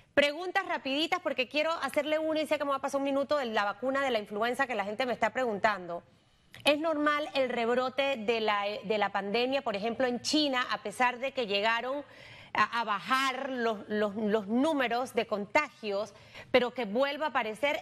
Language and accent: Spanish; Panama; somos así los panameños